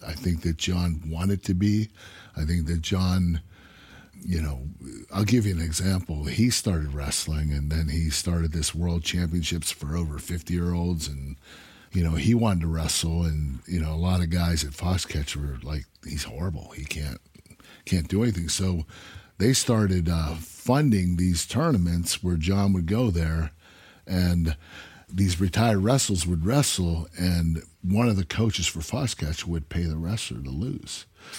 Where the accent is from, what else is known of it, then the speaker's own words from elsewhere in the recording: Pittsburgh, Pennsylvania, United States; I was from Pittsburgh, that was Philadelphia.